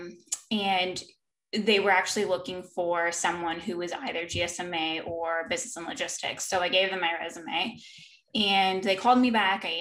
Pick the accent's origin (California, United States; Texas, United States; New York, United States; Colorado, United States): California, United States; San Diego; moved away as an adult; now in North Carolina, United States; we ended up going to San Diego, which is my hometown